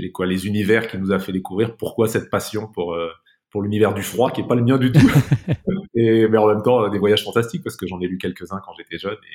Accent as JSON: {"language": "French", "town": "Saint-Affrique", "region": "Occitania", "country": "France", "tie": "born there", "said": "je suis né dans un endroit qui est, compte tenu de mes origines africaines, assez drôle. Je suis né à Sainte-Afrique, avec deux F, dans l'Aveyron."}